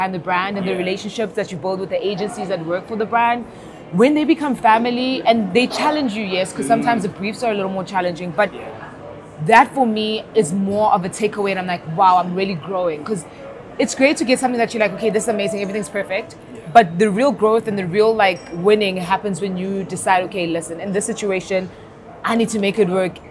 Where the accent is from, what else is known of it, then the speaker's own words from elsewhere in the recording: Durban, KwaZulu-Natal, South Africa; I'm from Durban